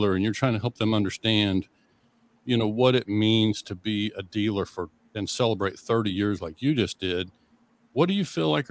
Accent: Western Oklahoma, United States; growing up in Western Oklahoma, that's farm country

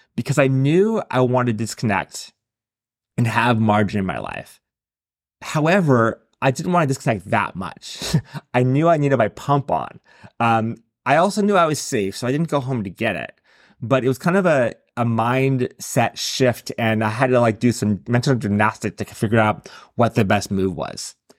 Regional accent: San Diego, California, United States; my hometown of San Diego

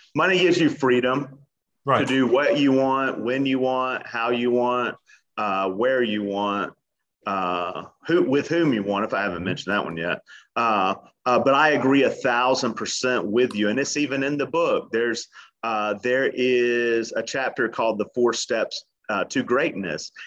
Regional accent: Atlanta, Georgia, United States; now in Miami Beach, United States; born and raised in Atlanta

